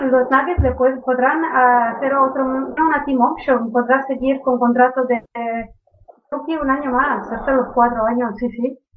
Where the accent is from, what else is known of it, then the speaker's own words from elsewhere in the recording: Catalonia, Spain; soy catalán.